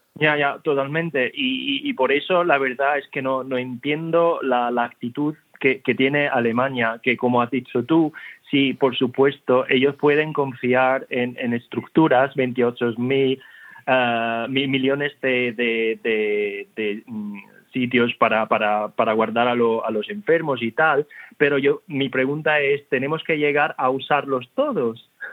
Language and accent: Spanish; Italy; moved away; yo en Italia, mi país